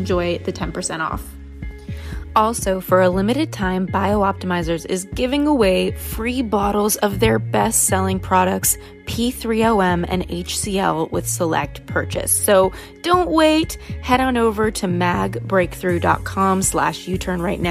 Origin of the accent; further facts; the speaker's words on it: Los Angeles, California, United States; growing up in Los Angeles and influencer land